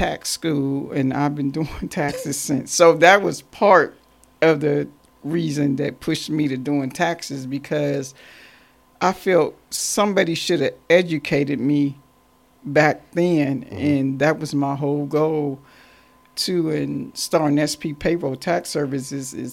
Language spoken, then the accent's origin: English; Warren, Ohio, United States; now in Columbus, United States; I'm originally from Warren, Ohio, 45 minutes north of Cleveland, Ohio. And I moved to Columbus, Ohio